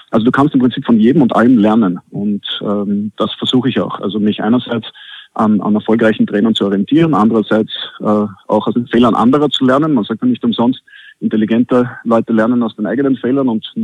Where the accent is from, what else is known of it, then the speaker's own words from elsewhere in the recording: Austria; Und als Österreicher muss ich natürlich Skifahren sagen, auch wenn ich ah. selten bis nie dazu komme.